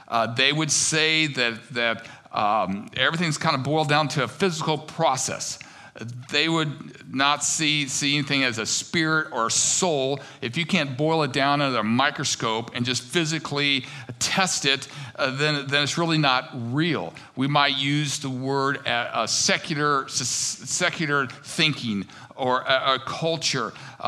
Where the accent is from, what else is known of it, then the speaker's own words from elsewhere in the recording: United States; I think growing up in America, one of the things that's really pushed is that you are the center of the world